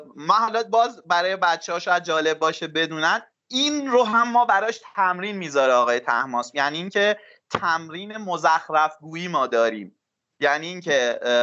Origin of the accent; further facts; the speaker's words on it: Mahallat, Markazi, Iran; also born or lived in Tehran; من خودم هم تو محلات بزرگ شدم البته متولد تهرانم ولی از اصالتا محلاتی هم تو محلات بزرگ شدم